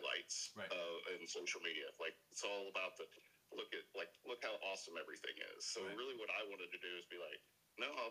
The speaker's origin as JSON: {"language": "English", "region": "Arkansas", "country": "United States", "tie": "born or raised there", "said": "born and raised in Arkansas"}